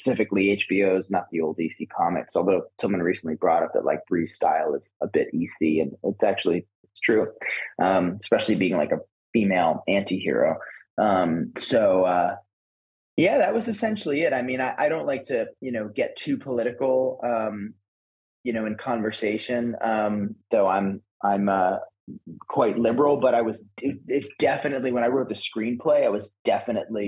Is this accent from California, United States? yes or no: no; Woodstock, New York, United States; I grew up in upstate New York. Okay. Basically just outside of Woodstock